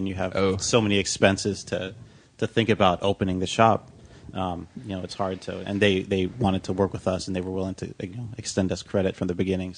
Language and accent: English; Lancaster, California, United States; also born or lived in Pasadena / Napa; now in Los Angeles, United States; I grew up in the high desert.